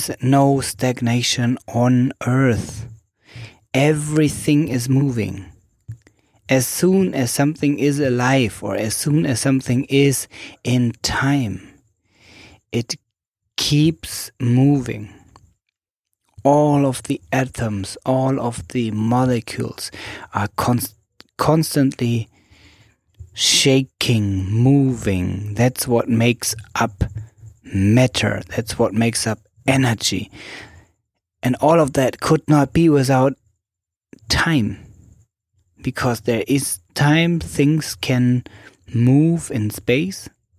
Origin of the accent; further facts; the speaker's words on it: Germany; moved away as an adult; also born or lived in Berlin, Germany / Zanzibar, Tanzania; now in Switzerland; I grew up in Germany, and I am in Zanzibar, Tanzania at the moment, and live large parts of my life in Switzerland.